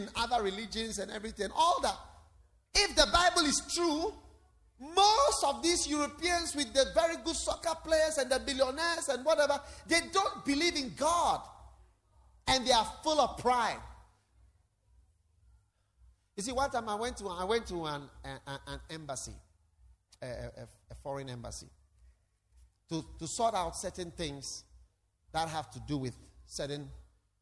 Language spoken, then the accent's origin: English; Ghana; When I was born, within 3 months, my father brought me to Ghana.